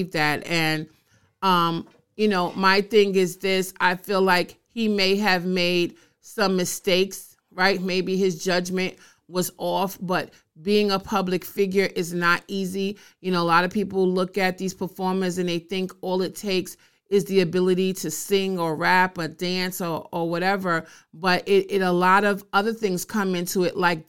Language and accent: English; New York, United States; I'm a New Yorker